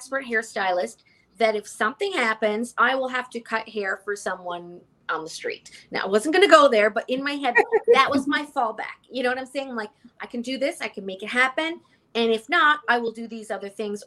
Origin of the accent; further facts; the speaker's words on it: Canada; moved away as an adult; now in New York, United States; I'm Canadian